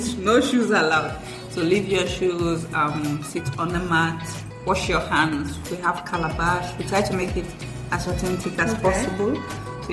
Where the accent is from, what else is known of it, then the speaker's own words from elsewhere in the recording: Freetown, Western Area, Sierra Leone; moved away as an adult; also born or lived in Guinea; now in Accra, Ghana; I'm a Sierra Leonean. And I grew up between, actually, Sierra Leone and Guinea.